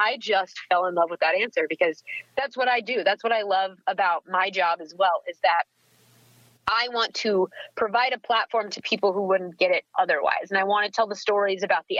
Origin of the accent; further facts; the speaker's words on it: Fort Worth, Texas, United States; also born or lived in Peoria, Illinois / Australia; I call that my hometown because that is where most of my formative years were. That's where I grew up